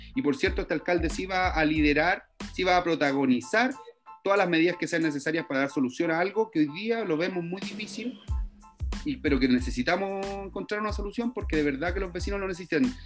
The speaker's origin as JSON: {"language": "Spanish", "region": "Valparaíso", "country": "Chile", "tie": "born or raised there", "also_born_or_lived": "Lampa", "moved": "yes", "said": "yo soy nacido en Valparaíso, en el Cerro Playancha"}